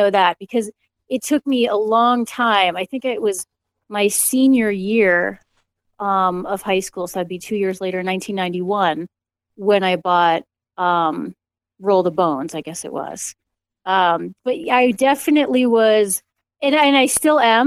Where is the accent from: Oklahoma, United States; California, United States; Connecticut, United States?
Connecticut, United States; I grew up in Connecticut